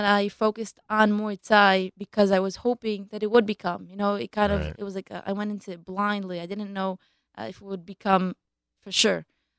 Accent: Israel; also born or lived in Baltimore, United States; But okay. We made Aliyah when I was two.

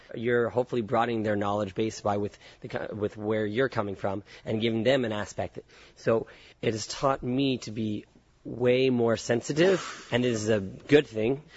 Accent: Concord, California, United States; moved away as an adult; also born or lived in San Francisco / San Diego / Israel; grew up in the suburbs, the suburbs called Concord, California

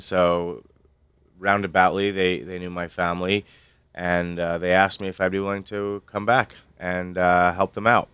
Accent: Stamford, Connecticut, United States; moved away as an adult; also born or lived in Chicago; I grew up in Stamford

